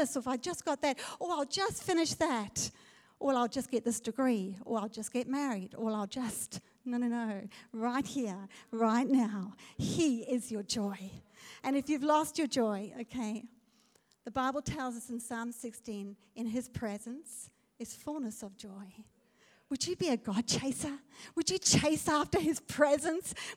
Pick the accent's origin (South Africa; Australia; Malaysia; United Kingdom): South Africa; I'm a South African